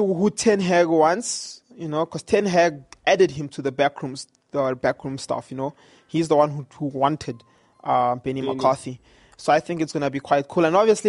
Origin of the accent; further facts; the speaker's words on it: South Africa; as a South African